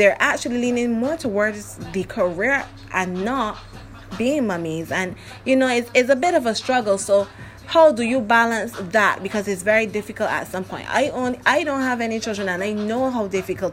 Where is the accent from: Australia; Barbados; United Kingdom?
Barbados; accent: Barbadian; I'm from Barbados, so my accent is going to step in. And along with my dialect